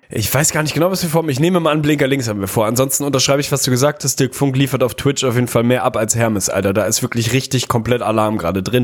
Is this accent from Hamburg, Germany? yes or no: yes; Hamburg, Germany; mich zumindest als Hamburger